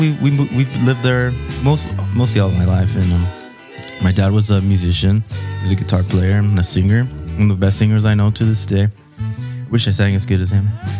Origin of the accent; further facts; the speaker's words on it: Walnut, California, United States; also born or lived in East Los Angeles, California; I was born in East Los Angeles, California. I lived there for 5 years before my parents skipped town to Walnut, California, in the San Gabriel Valley.